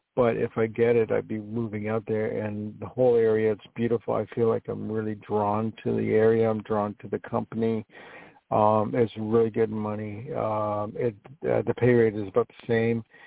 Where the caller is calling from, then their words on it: New York, United States; I'm calling from New York